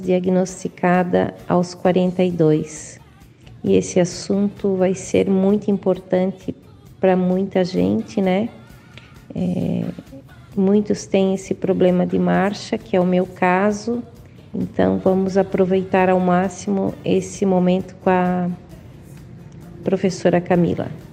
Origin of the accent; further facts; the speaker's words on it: Joinville, Santa Catarina, Brazil; Sou de Joinville